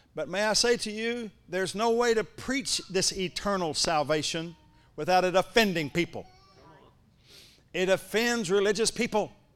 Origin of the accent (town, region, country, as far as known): Ardmore, Oklahoma, United States; born or raised there